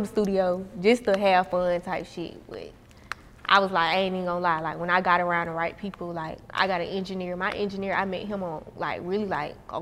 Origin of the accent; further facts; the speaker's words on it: Atlanta, Georgia, United States; I was raised on the South Side.